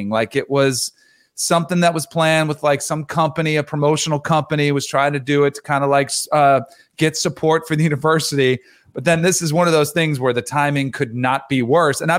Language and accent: English; Florida, United States; You know, growing up in South Florida, a lot of them didn't go to Miami.